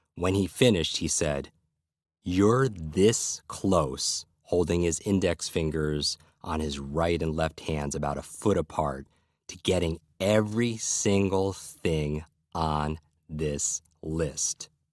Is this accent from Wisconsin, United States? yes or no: no; Westchester County, New York, United States; I grew up in Westchester County, a suburb of New York City